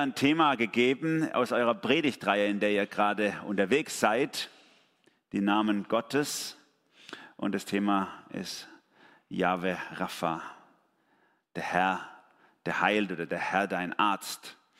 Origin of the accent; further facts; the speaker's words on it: Germany; bei uns in Deutschland